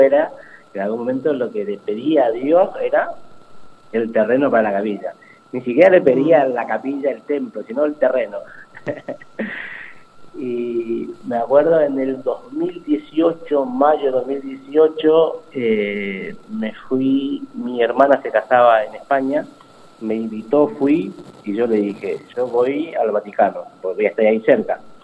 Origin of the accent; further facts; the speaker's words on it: Paraguay; moved away as an adult; now in Pilar, Argentina; soy, de Paraguay, eh, tengo 38 años, eh, llegué acá en el año 2000, 2003, principio de 2003. eh, nací en Paraguay